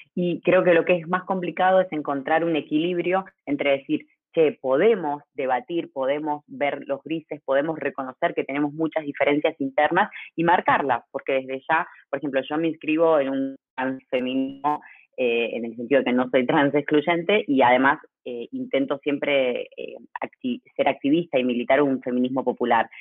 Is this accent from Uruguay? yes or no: no; Argentina; soy argentina